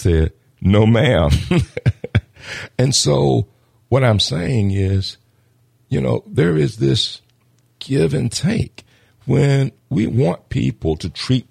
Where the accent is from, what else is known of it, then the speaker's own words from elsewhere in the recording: Norfolk, Virginia, United States; I am from Norfolk, Virginia, in the projects there